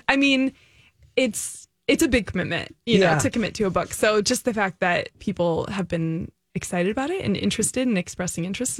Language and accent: English; California, United States; now in St. Paul, United States; I'm from California.